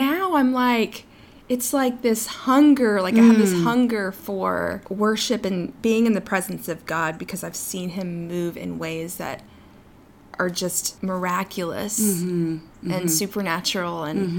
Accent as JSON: {"language": "English", "region": "New York", "country": "United States", "said": "I don't know why I turned into like, you know, I'm a New Yorker. She's from Texas, but I was like, Mom, I don't know."}